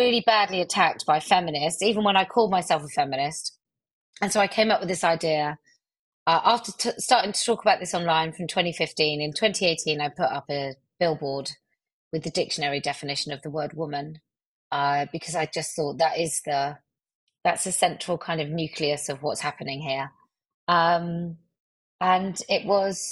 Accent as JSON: {"language": "English", "area": "West Country", "region": "South West England", "country": "United Kingdom", "accent": "West Country", "said": "I have a West Country accent, a mild"}